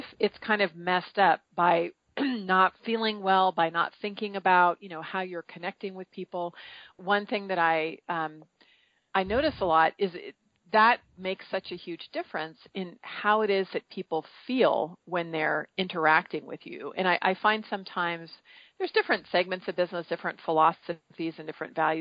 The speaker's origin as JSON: {"language": "English", "area": "Marin County", "region": "California", "country": "United States", "tie": "born or raised there", "said": "I grew up in Marin County, California, which is right mm-hmm. across from the Golden Gate Bridge in the Bay Area"}